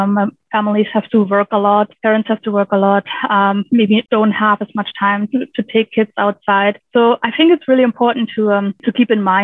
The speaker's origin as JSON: {"language": "English", "country": "Germany", "tie": "born or raised there", "moved": "yes", "lives_now": "British Columbia, Canada", "said": "I grew up on a farm in rural in Germany, rural Germany, and really close to the Baltic Sea"}